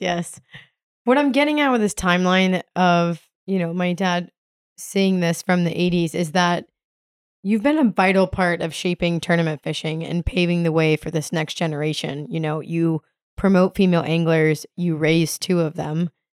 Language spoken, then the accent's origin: English; the Florida Keys, United States; growing up in the Keys